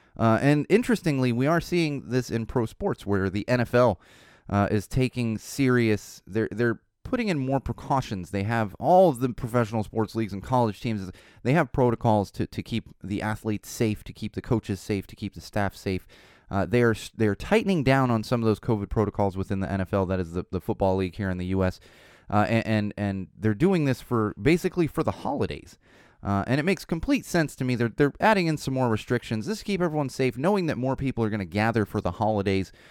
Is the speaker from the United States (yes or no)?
yes; San Diego, California, United States; now in Los Angeles, United States; when I was growing up in San Diego, uh, in the nineties